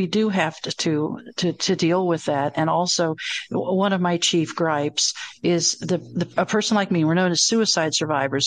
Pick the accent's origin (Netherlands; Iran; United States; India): United States; the South; I'm from the South